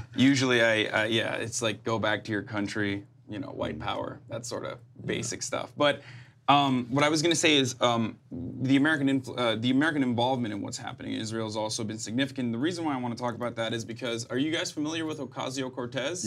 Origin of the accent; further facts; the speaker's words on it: Turkey; moved away as an adult; now in United States; I grew up in Turkey